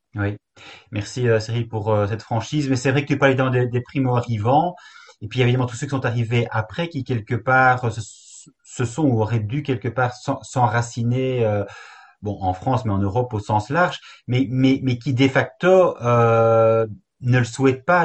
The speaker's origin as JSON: {"language": "French", "country": "Belgium", "said": "chez nous en Belgique"}